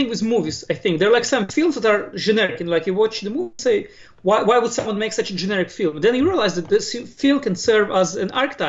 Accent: Israel; also born or lived in Moscow, Russia; I was born in Moscow. {S0} Okay. {S1} But I came to Israel very young. I was 5. So I was mostly raised in Israel, but I come from a Russian-speaking home.

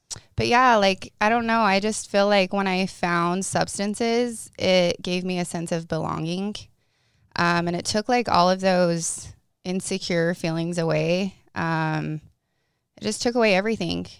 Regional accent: Paragonah, Utah, United States; I'm from Paragoona, Utah. Like, you sneeze and you miss the town.

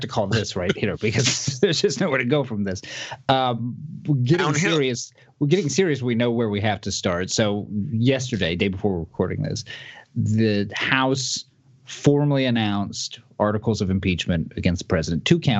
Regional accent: California, United States; I say this as a Californian born and raised

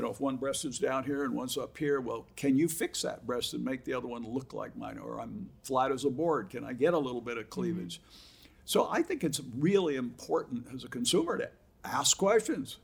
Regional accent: Huntington Beach, California, United States; also born or lived in Boston; I was five years old when I came from Boston and okay. lived at Huntington Beach all my life.

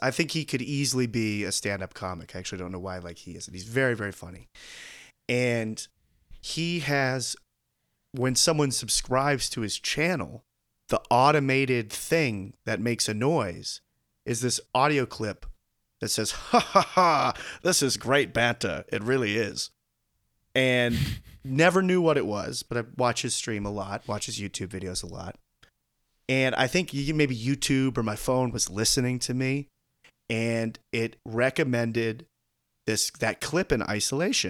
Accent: United States; as an American viewer

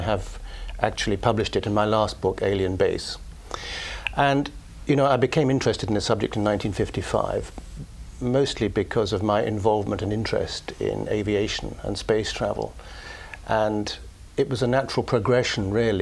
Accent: United Kingdom; being British

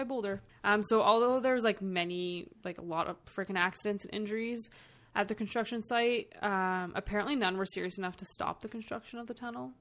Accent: Canada; I'm from Canada. I can't fucking speak French or even have an accent for it.

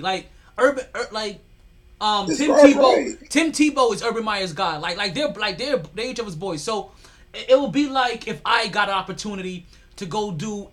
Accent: New York, United States; I'm the New Yorker here.

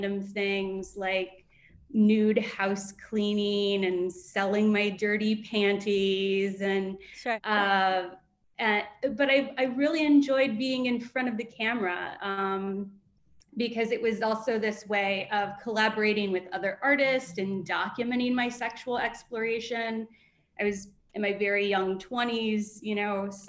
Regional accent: Southern Ohio, United States; moved away; I grew up in Southern Ohio, very conservative background

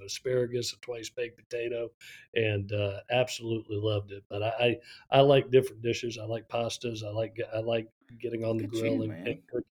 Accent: Florida, United States; now in Statesboro, United States; I growing up in Florida

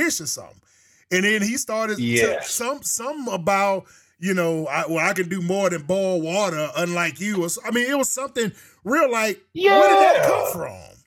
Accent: Alabama, United States; I'm from Bama

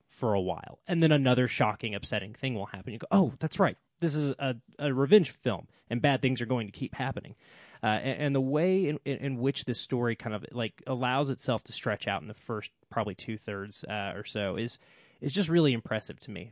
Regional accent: United States; me as an American

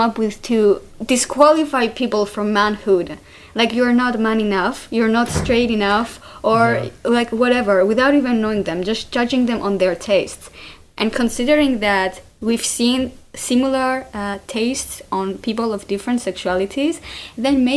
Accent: Cyprus; I was brought up in Cyprus

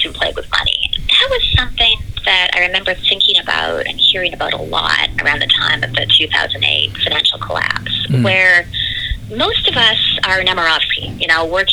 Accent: Canada; now in New York City, United States; We're both from Canada

